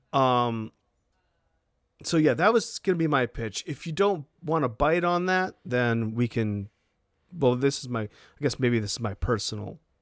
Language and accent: English; Maine, United States; moved away; my home state, state of Maine